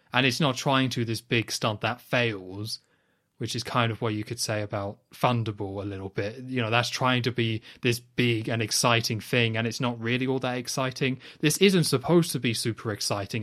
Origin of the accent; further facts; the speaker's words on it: United Kingdom; I'm British